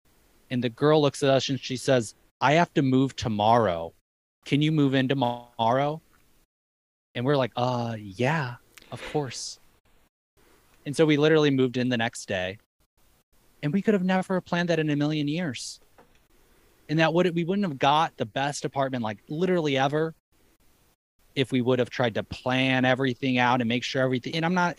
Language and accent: English; Madison, Wisconsin, United States; now in Hawaii, United States; I mean, I'm coming from Madison, Wisconsin. You know, it ain't like this there.